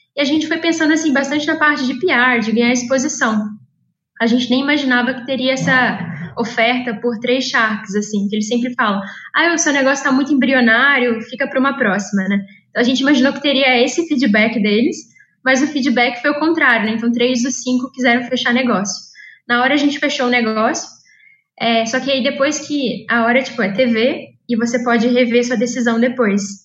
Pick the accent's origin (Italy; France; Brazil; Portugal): Brazil; Juiz de Fora, Minas Gerais; moved away as an adult; now in São Paulo, Brazil; eu sou mineira de Juiz de Fora e eu vim parar aqui em São Paulo por meio do ITA